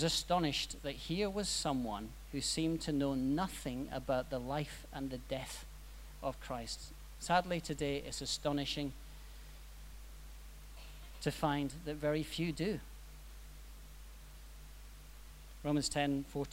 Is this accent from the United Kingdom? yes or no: yes; Scotland, United Kingdom; I'm Scottish. You've probably worked that out.